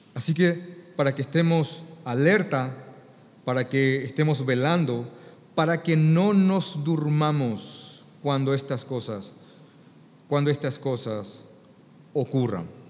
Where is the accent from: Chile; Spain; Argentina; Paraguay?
Paraguay; para mí como paraguayo